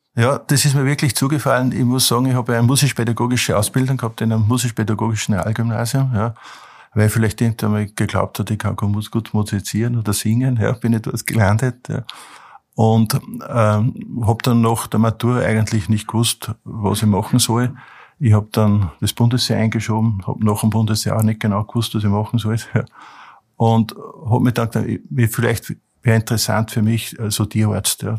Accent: Mühlviertel, Upper Austria, Austria; durch meine Kindheit im Mühlviertel

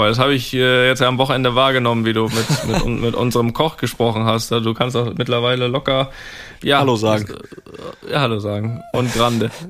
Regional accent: Switzerland; nimmt es mich als Schweizer natürlich auch nimmt es

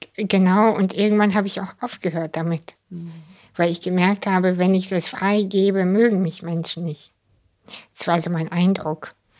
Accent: Kazakhstan; moved away; ich bin ja in Kasachstan geboren

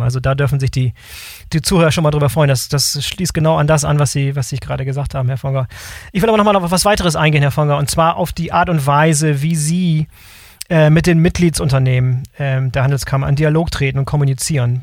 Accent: Bremerhaven, Bremen, Germany; als gebürtiger Bremerhavener nimmt das Land Bremen natürlich einen ganz besonderen Platz in meinem Herzen

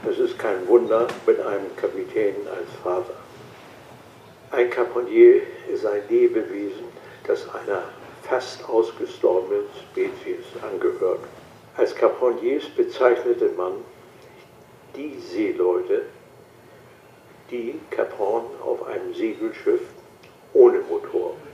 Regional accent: Cuxhaven, Lower Saxony, Germany; Ich bin 1924 in Cuxhaven geboren

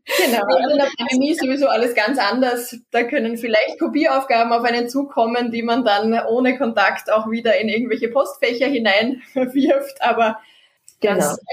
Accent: Austria; bei uns in Österreich

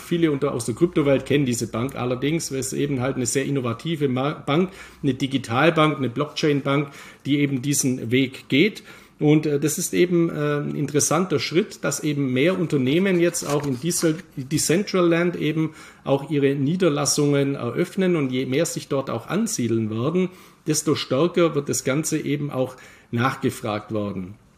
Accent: Germany; bei uns in Deutschland

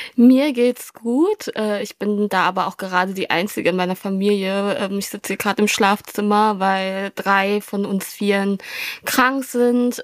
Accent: Germany; German is a second language; ich habe dann in der Schule Deutsch gelernt

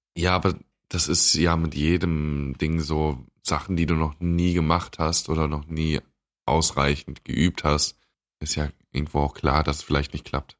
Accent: Germany; bei uns in Deutschland

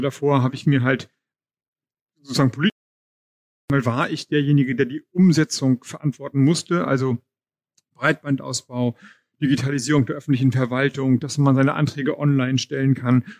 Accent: Schleswig-Holstein, Germany; ich komme aus Schleswig-Holstein

